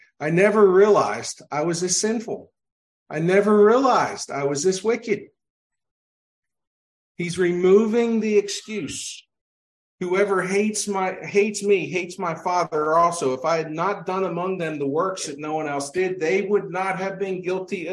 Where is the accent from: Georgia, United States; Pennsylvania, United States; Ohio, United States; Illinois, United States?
Pennsylvania, United States; growing up in Pennsylvania